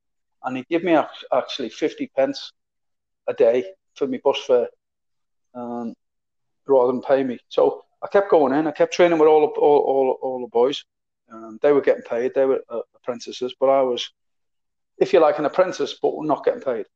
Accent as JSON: {"language": "English", "town": "Liverpool", "region": "North West England", "country": "United Kingdom", "tie": "born or raised there", "also_born_or_lived": "Perth, Australia / Malaysia / Singapore", "accent": "Scouser", "moved": "as an adult", "said": "I'm a proper Scouser, as it was, you know. I was born and bred in Liverpool"}